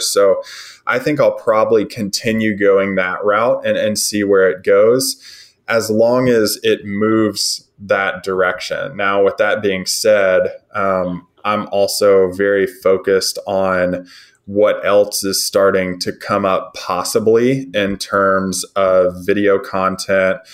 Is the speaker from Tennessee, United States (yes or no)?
yes; Nashville, Tennessee, United States; now in West Tennessee, United States; I was born and raised in Nashville, Tennessee